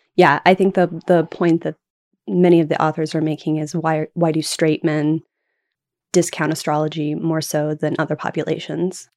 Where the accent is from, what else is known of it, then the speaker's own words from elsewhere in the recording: Oklahoma, United States; also born or lived in Puget Sound, Washington; now in Washington, United States; I am originally from Oklahoma